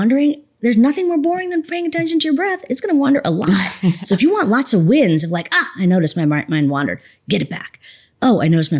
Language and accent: English; India; one of the dangers of being an Indian woman with the topic of meditation, people are like, oh, am I going to like start levitating or something?